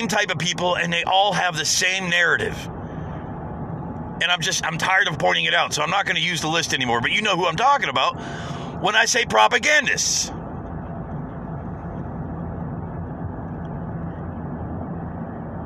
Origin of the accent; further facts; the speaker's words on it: United States; as an American